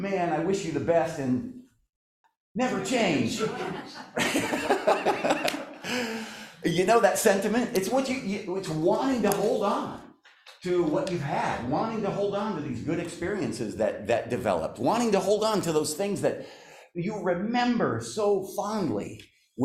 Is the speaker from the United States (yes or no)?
yes; the Dakotas, United States; moved away as an adult; also born or lived in Oregon / West Coast; I grew up in the Dakotas.